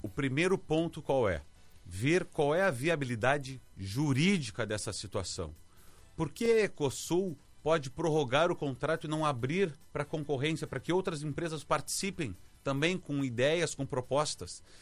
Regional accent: Zona Sul, Rio Grande do Sul, Brazil; Como eu sou daqui, como eu sou da Zona Sul

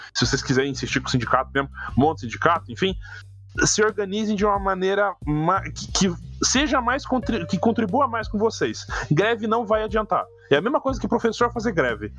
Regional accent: Paraná, Brazil; eu sou do Paraná

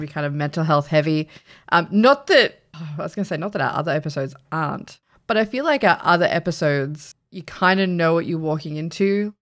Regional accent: Australia; We're Australian.

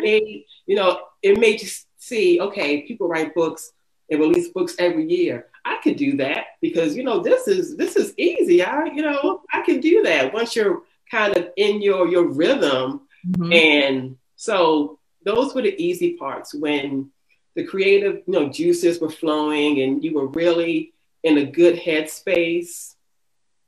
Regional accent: Baltimore, Maryland, United States; growing up in the city

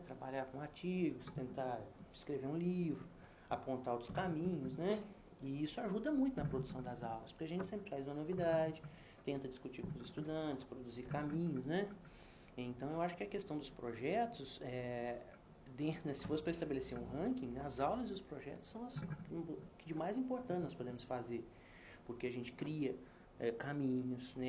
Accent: Brazil; na minha juventude eu era um jovem brasileiro do interior

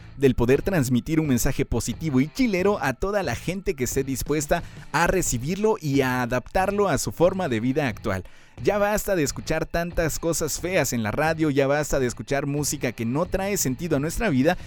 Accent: Guatemala; Soy guatemalteco, chapín de corazón

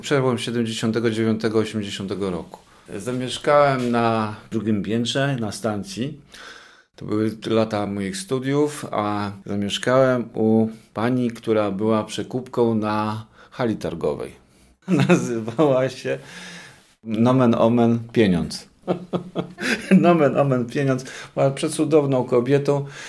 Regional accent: Szczecin, West Pomeranian Voivodeship, Poland; ja się wychowywałem, choć nie, nie we Wrocławiu, bo jestem ze Szczecina, ale też w podobnych miejscach

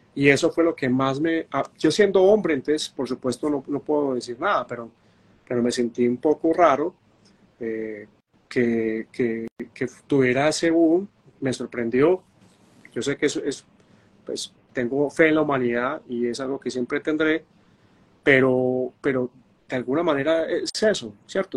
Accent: Medellín, Antioquia, Colombia; en Medellín, Antioquia, que es donde yo nací

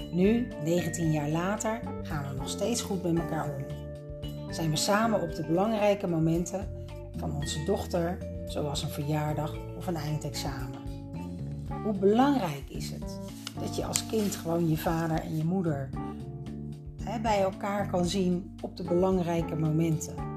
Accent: Leiden, South Holland, Netherlands; Samen met mijn dochter van 1 betrok ik een appartement in Leiden, mijn geboortestad

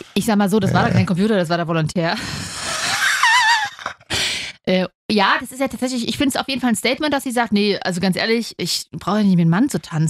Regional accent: Leipzig, Saxony, Germany; Ich bin Leipzigerin

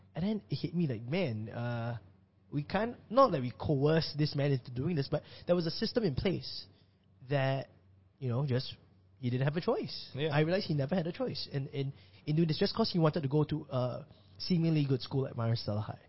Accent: Singapore; as a Singaporean

